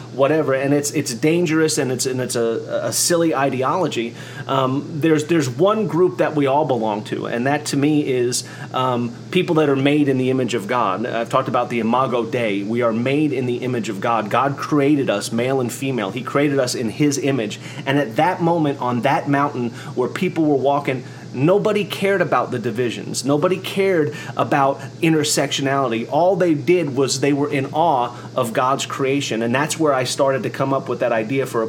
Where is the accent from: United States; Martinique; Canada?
United States; Oklahoma; also born or lived in New York; in Oklahoma where I'm from. I was born in New York